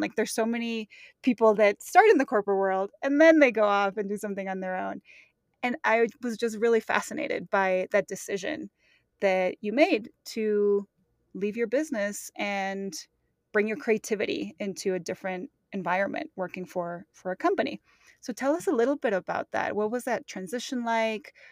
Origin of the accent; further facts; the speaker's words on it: Mexico; moved away; I grew up in Mexico in very touristy places